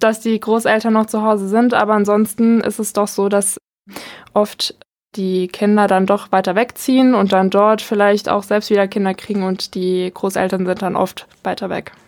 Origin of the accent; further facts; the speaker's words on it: Wörrstadt, Rhineland-Palatinate, Germany; also born or lived in Bad Kreuznach; Ich komme aus Warstadt.